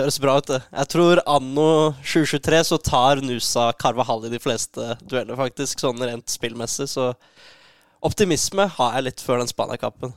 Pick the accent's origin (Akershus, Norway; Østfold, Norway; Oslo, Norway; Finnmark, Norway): Oslo, Norway; Jeg er jo fra Oslo